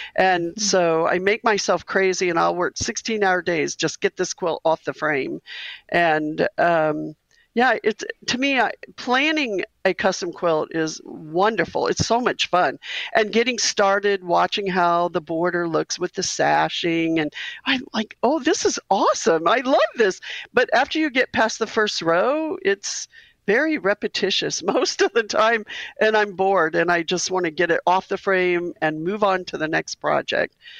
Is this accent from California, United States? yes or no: no; Missouri, United States; We're both from Missouri